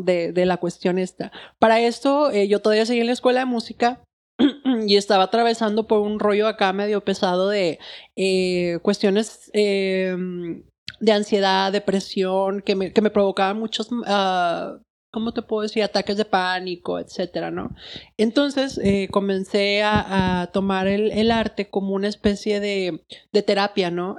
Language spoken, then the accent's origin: Spanish; Monterrey, Nuevo León, Mexico; soy artista de Monterrey